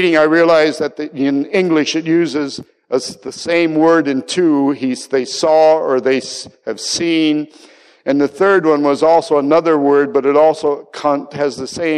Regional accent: United States; moved away as an adult; also born or lived in Austria; In Austria, the one thing I had to learn as an American

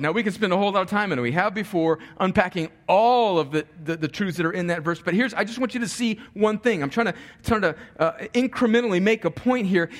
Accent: United States; I am an American because I was born in America, actually just barely

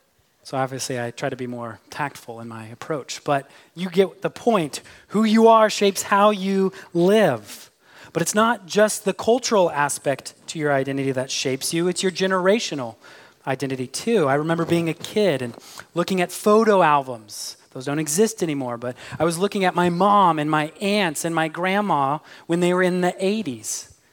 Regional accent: Midwest, United States; But because part of my identity is that I'm an American, I like my football with touchdowns and tackles. If I were an Englishman, I'd also probably have an accent. But I'm from the Midwest, where we are known for having the most neutral accent.

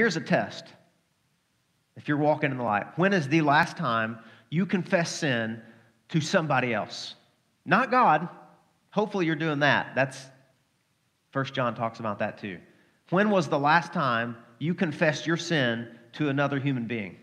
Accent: Arkansas, United States; I'm from Arkansas.

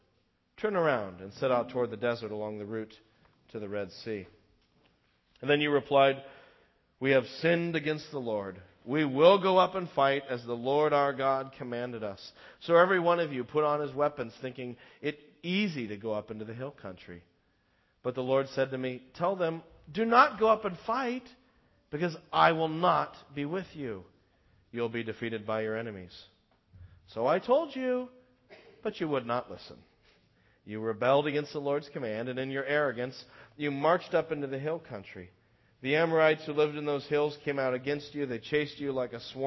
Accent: United States; as an American, knowing the history

